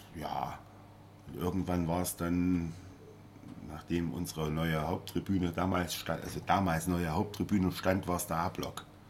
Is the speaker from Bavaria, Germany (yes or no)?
no; Jena, Thuringia, Germany; moved away; also born or lived in Munich; ich bin in Jena geboren und da gab es eigentlich nur Zeiss